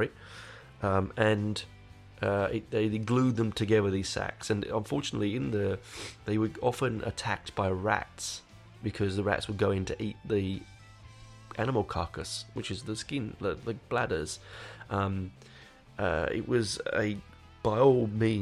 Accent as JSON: {"language": "English", "region": "London", "country": "United Kingdom", "tie": "born or raised there", "said": "I grew up in Hendon."}